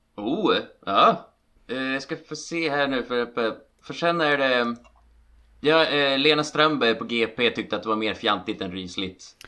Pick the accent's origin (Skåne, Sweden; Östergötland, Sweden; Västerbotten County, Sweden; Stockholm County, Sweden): Västerbotten County, Sweden; Som västerbottning